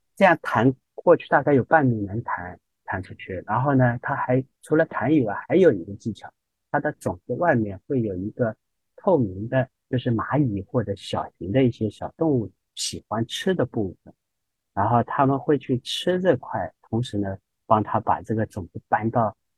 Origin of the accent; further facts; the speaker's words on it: Shanghai, China; 我们上海人吃